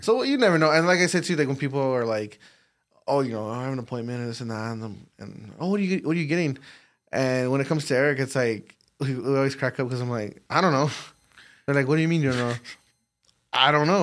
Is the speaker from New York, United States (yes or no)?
no; El Paso, Texas, United States; born or raised there